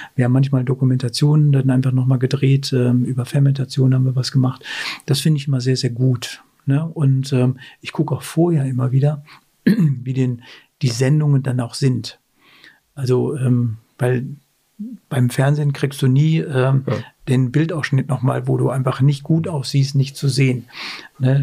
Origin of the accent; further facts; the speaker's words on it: Werne, North Rhine-Westphalia, Germany; moved away as an adult; now in Kulmbach, Germany; ich komme ja aus Werne, aber Werne